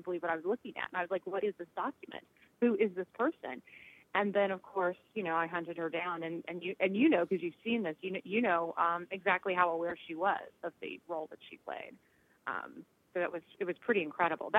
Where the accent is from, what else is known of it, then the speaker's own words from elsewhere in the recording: Southern California, United States; I grew up in Southern California